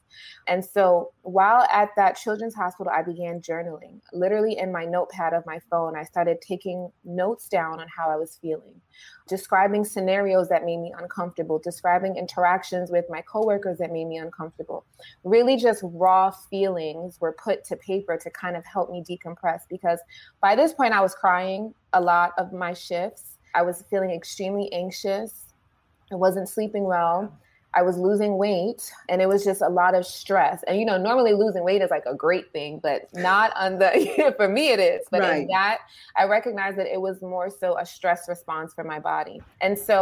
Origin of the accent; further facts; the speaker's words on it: New York City, New York, United States; I started in New York, in the Bronx, in my hometown, at a children's hospital